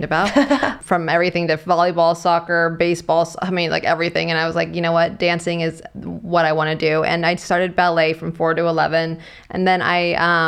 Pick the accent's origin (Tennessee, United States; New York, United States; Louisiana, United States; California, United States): California, United States; Bay Area; I'm from the Bay Area